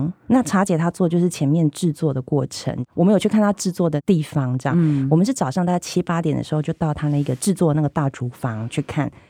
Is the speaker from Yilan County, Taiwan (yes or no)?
no; Tainan, Taiwan; 我因为台南小孩，就是一定是吃南部粽